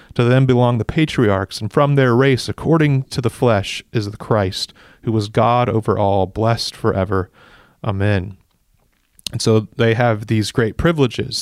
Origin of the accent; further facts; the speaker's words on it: United States; as an American